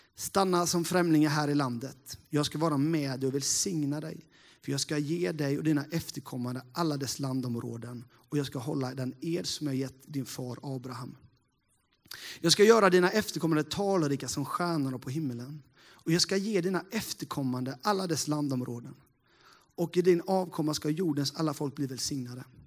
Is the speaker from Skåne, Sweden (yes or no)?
no; Sävsjö area, Småland, Jönköping County, Sweden; Jag eh, är ju en eh, äkta smålänning sådär då. Uppvuxen inte så jättelångt här, från Sävsjöbygden